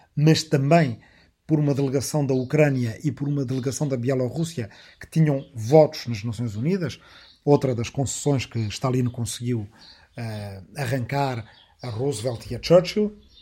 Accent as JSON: {"language": "Portuguese", "town": "Arrifana", "country": "Portugal", "said": "aqui na minha aldeia de Arrifana, onde agora, depois de muitas voltas, voltei a gravar"}